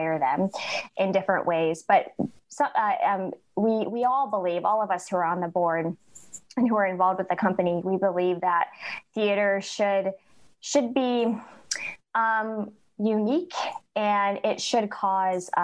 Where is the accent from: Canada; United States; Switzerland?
United States; upstate New York; moved away as an adult; now in Mississippi, United States; I am originally from upstate New York, so very far away from Jackson originally, but I moved to the area to work at Alcorn State University